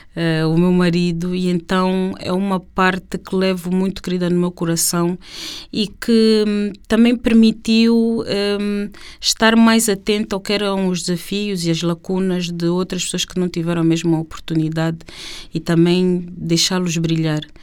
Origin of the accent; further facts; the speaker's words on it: Luanda, Luanda Province, Angola; nossa Luanda, quando nós crescemos aqui no Alvalade